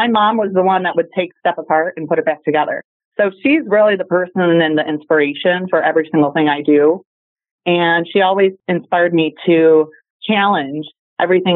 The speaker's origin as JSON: {"language": "English", "town": "Detroit", "region": "Michigan", "country": "United States", "tie": "born or raised there", "said": "growing up in Detroit and in the center of the whole automotive industry"}